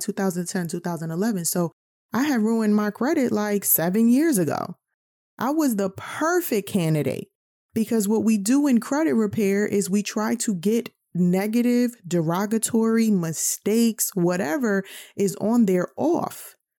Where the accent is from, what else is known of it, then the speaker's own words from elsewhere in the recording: New York, United States; growing up in New York, being a New Yorker